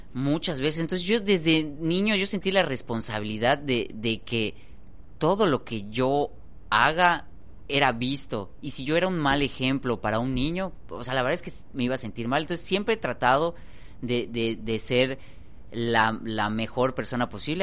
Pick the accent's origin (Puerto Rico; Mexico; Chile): Mexico; Yucatán; somos yucatecos